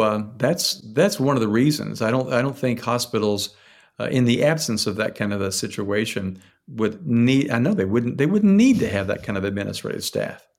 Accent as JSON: {"language": "English", "region": "Tennessee", "country": "United States", "tie": "born or raised there", "moved": "yes", "lives_now": "Philadelphia, United States", "said": "where I grew up in Tennessee"}